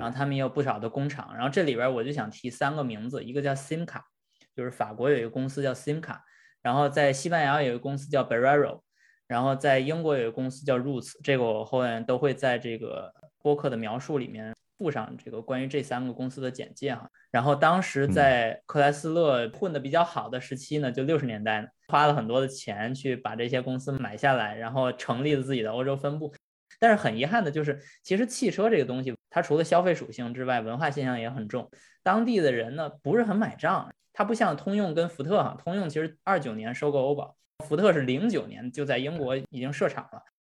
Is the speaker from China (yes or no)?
yes; China; 我们中国人